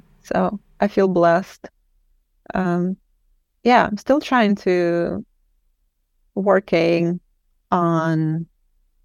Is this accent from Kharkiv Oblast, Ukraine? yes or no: no; Kyiv, Ukraine; now in Portland, United States; I'm from Kiev, but my mom's side of the family are from this